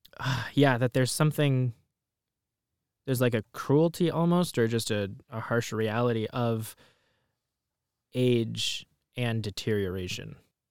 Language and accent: English; Palestine; just from growing up in Palestine and just the way that my family lived in the Middle East